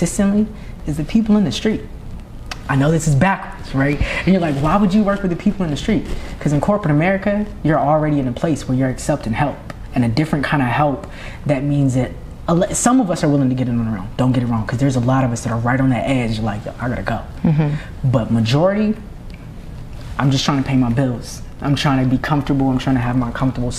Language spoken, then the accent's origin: English; Norfolk, Virginia, United States; moved away; also born or lived in Atlanta; I'm from Norfolk, Virginia